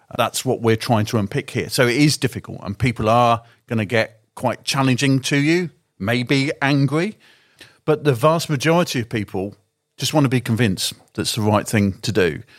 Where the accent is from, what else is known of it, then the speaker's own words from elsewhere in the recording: the Shires, England, United Kingdom; moved away as an adult; now in London, United Kingdom; I'm from the Shires